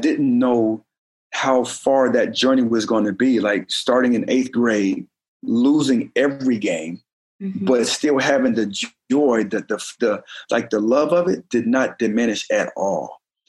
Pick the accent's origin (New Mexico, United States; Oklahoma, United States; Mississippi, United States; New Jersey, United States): Oklahoma, United States; also born or lived in Detroit / Germany / Colorado Springs; Sure, we was all over. I was born in Detroit, Michigan. Ended up moving to Oklahoma. And I was 5 or 6 years old when we moved there. And then from there, we moved to Germany.